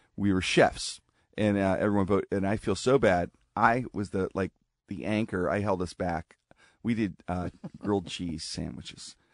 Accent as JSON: {"language": "English", "town": "Pittsburgh", "region": "Pennsylvania", "country": "United States", "tie": "born or raised there", "said": "I'm a kid growing up in Pittsburgh"}